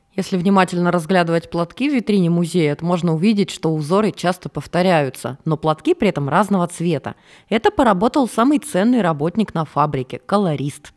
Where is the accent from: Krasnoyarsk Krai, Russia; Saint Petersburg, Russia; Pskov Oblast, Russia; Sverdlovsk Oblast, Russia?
Krasnoyarsk Krai, Russia; Norilsk; moved away; В детстве я жила в Норильске, это крайний север